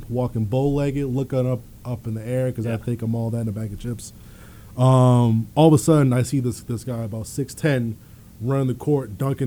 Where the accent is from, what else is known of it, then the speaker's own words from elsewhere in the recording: Virginia, United States; I'm from Virginia